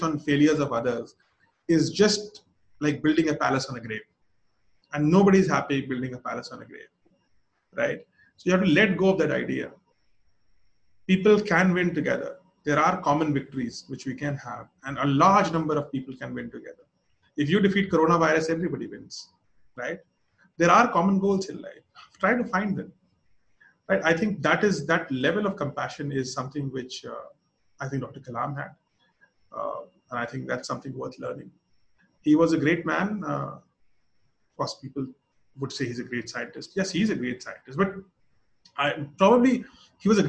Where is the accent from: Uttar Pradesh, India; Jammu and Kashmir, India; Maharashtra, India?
Uttar Pradesh, India; Lucknow; I come from Lucknow